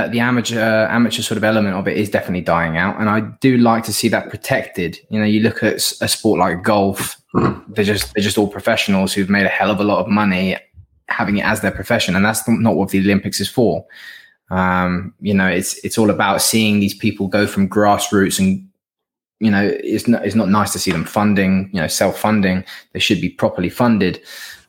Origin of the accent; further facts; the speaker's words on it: Northern Irish, Northern Ireland, United Kingdom; I'm from a United family. I'm Northern Irish